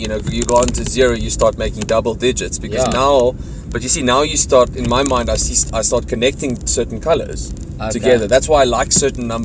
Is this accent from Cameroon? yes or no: no; Cape Town, Western Cape, South Africa; I'm from Cape Town, a place called Tableview.